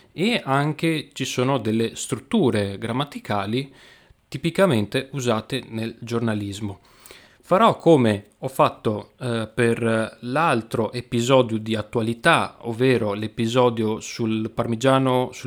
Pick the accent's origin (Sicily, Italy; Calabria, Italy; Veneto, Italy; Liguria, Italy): Veneto, Italy; Venice; oggi parliamo di attualità. Come sapete io sono di Venezia e quindi non potevo non parlare di, questo